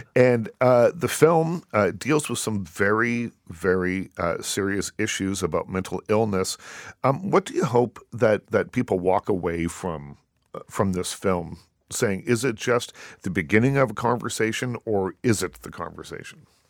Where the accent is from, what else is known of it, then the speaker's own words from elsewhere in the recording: Liverpool, Nova Scotia, Canada; my hometown, by the way, of Liverpool, Nova Scotia